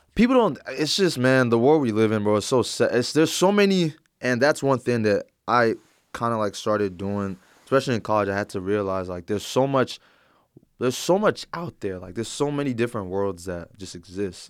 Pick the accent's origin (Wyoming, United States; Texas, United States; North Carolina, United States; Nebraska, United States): Texas, United States; Plano; I'm originally from the Plano area